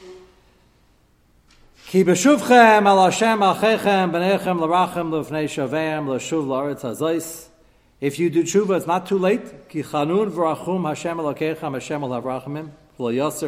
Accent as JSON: {"language": "English", "country": "United States", "said": "as an American"}